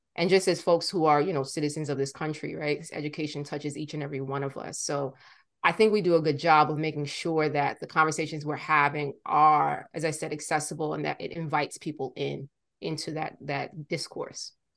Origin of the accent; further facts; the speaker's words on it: New York City, New York, United States; born and raised in Brooklyn